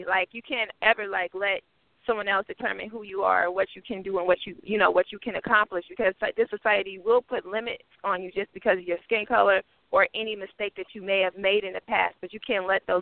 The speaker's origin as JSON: {"language": "English", "town": "Oakland", "region": "California", "country": "United States", "tie": "born or raised there", "said": "I grew up in East Oakland. So I'm Oakland, California."}